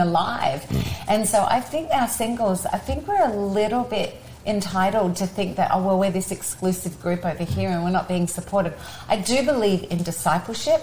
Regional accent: Australia; now in United States; I'm Australian

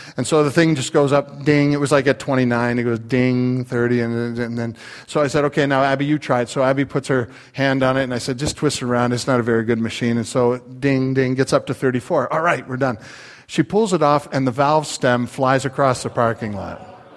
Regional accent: Canada; now in United States; I'm Canadian

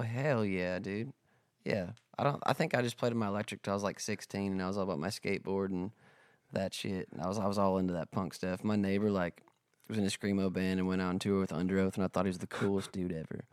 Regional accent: South Dakota, United States; also born or lived in Nashville, Tennessee; now in Texas, United States; I'm from South Dakota

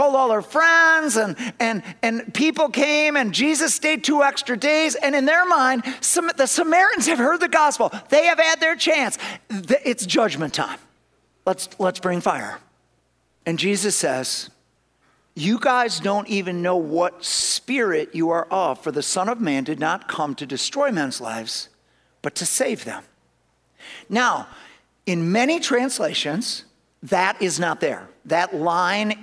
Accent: Madison, Wisconsin, United States; I'm from Madison

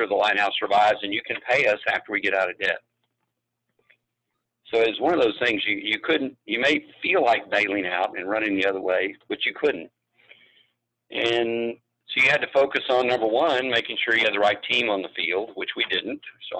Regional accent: San Antonio, Texas, United States; born there; And so I was born in San Antonio. It was a chance to stay here.

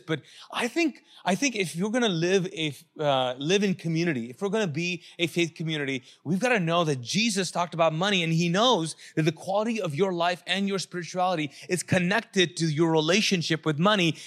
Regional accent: Pakistan; moved away; I'm a Pakistani.

